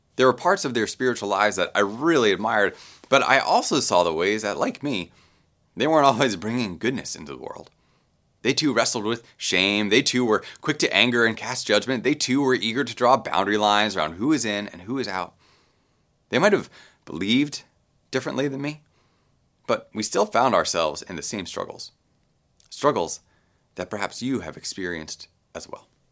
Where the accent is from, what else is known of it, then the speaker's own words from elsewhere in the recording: Baltimore, Maryland, United States; I grew up Roman Catholic in Baltimore